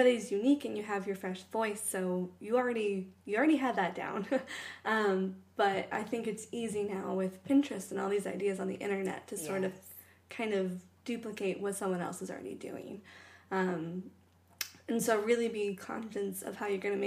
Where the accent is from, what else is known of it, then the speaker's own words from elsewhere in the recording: Ohio, United States; now in Portland, United States; I grew up in Ohio, so when I first moved to Portland